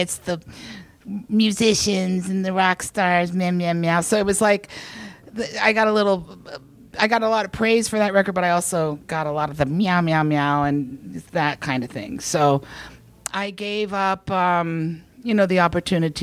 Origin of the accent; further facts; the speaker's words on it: the South, United States; moved away; I grew up in the South